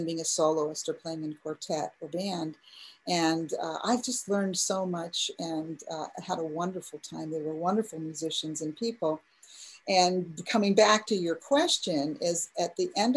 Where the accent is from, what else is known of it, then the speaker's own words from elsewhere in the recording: Midwest, United States; also born or lived in Texas; now in Illinois, United States; I'm from the Midwest